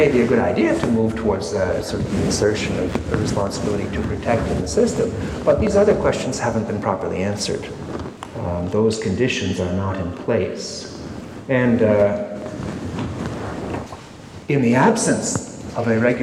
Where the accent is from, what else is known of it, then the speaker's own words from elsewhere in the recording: Canada; I come from Canada